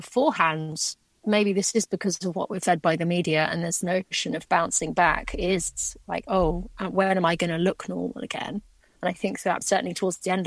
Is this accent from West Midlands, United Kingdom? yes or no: yes; Shrewsbury, West Midlands, United Kingdom; also born or lived in East Africa; I was born actually in Shrewsbury at that hospital